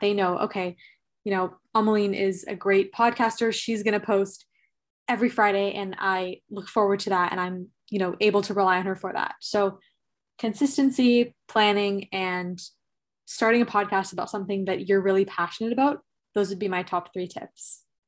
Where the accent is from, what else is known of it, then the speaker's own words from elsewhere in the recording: Toronto, Ontario, Canada; I'm from Toronto, Canada